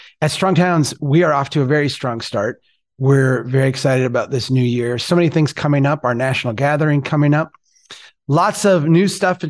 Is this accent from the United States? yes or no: yes; Brainerd, Minnesota, United States; my hometown of Brainerd